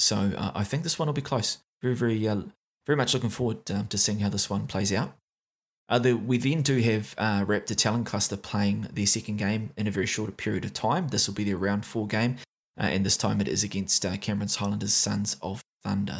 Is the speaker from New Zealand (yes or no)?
yes; New Zealand; accent: Kiwi; my Kiwi accent.